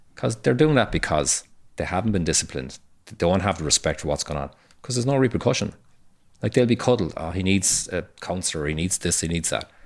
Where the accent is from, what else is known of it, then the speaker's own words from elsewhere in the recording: Cork, Munster, Ireland; I grew up in Fair Hill and, and the north side of Cork